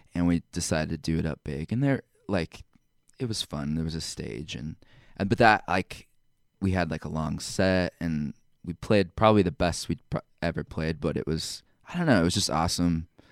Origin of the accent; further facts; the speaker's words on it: Temecula, California, United States; moved away as an adult; also born or lived in Provo, Utah; I grew up in Southern California, Temecula.